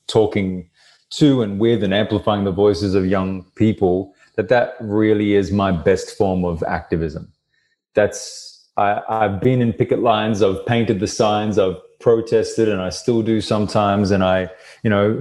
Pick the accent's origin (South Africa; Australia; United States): Australia; Brisbane, Queensland; Brisbane, my hometown